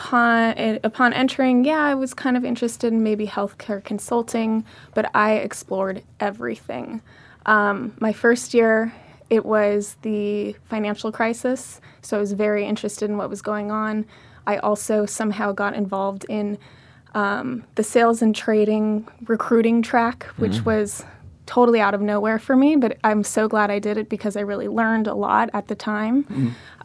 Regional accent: Orange County, California, United States; moved away as an adult; also born or lived in Berkeley, California / New York; I grew up in Orange County and I got my undergrad up north at Berkeley

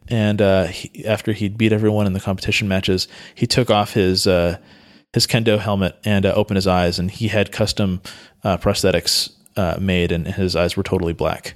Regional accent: Santa Cruz, California, United States; I grew up in Santa Cruz, which is in Northern California

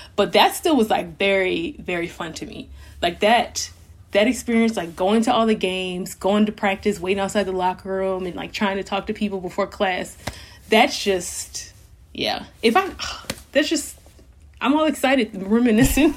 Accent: Louisiana, United States; moved away as an adult; I'm from Louisiana

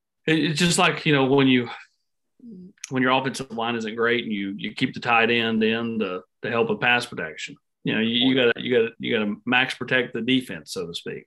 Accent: Morristown, Tennessee, United States; born or raised there

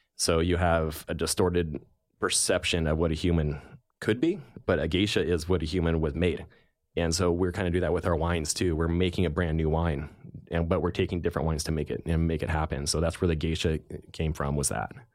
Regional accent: Healdsburg, California, United States; also born or lived in Santa Rosa, California; growing up in California in Sonoma County, um, I was born in Santa Rosa and spent most of my life in Healdsburg

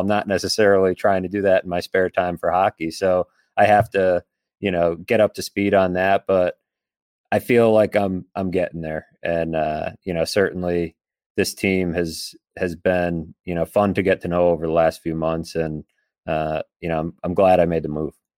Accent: Boston, Massachusetts, United States; now in Buffalo, United States; I grew up playing goalie, uh, in the Boston area

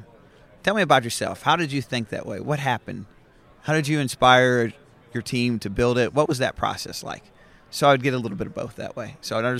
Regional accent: Michigan, United States; Growing up in Michigan, I grew up in a family that thought that it was not always appropriate to dress up and wear nice clothes

